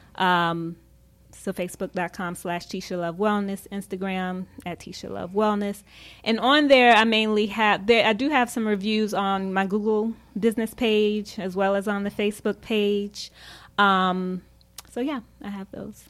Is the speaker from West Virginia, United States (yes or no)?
no; Charlotte, North Carolina, United States; moved away as an adult; also born or lived in Tampa, Florida / Washington, DC area; I'm originally from Charlotte